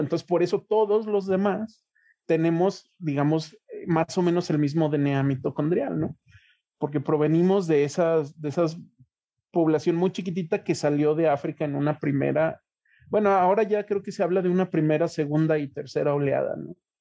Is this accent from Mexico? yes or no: yes; Mexico; nosotros como mexicanos